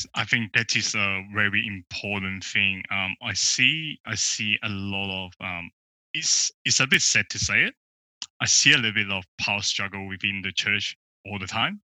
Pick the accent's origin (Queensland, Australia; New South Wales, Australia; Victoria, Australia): Victoria, Australia; Melbourne; I'm from Melbourne